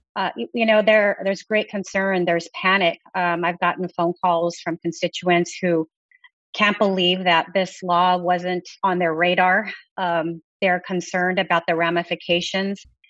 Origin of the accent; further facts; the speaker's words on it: Texas, United States; I come from Texas